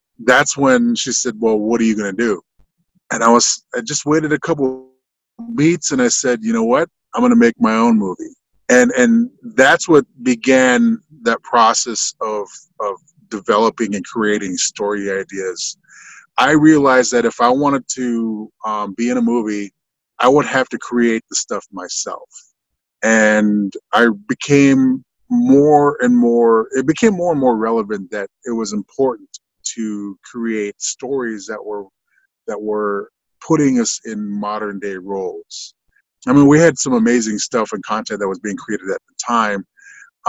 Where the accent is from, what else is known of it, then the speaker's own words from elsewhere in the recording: Parshall, North Dakota, United States; moved away; also born or lived in New York; I'm from the Fort Berthold MHA Nation. I grew up in Partial, North Dakota